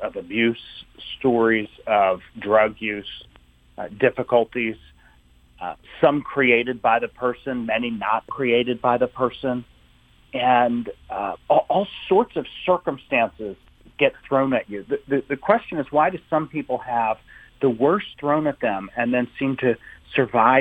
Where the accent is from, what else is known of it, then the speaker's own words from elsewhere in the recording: Maryland, United States; also born or lived in Summit, New Jersey; but I moved to Maryland. I grew up there